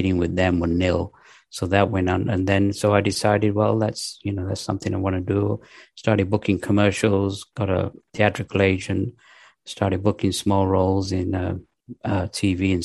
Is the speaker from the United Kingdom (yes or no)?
yes; United Kingdom; moved away as an adult; also born or lived in Pakistan / Manchester area, England / London, England / Los Angeles, United States; now in North Carolina, United States; mostly I was raised in England, in the north of England, near Manchester till the age of 10. Then we moved to London and then went to high school in the east end of London